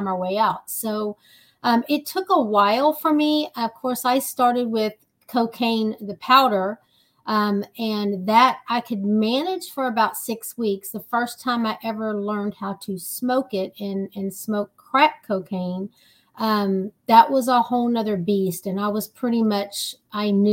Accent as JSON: {"language": "English", "region": "Texas", "country": "United States", "said": "I am from Texas, the big state of Texas"}